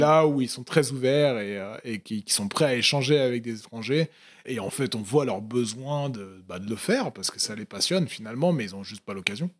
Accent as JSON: {"language": "French", "area": "Paris region", "region": "Île-de-France", "country": "France", "tie": "born or raised there", "also_born_or_lived": "Tokyo, Japan", "moved": "as an adult", "lives_now": "Lyon, France", "said": "j'ai grandi dans la, dans, la, région parisienne"}